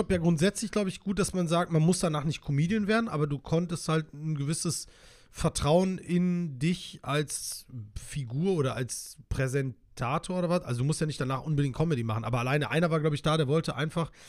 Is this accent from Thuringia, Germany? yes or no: no; Solingen, North Rhine-Westphalia, Germany; Ich komme ja ursprünglich aus Solingen, bin dort geboren und dann irgendwann habe ich dort gelebt.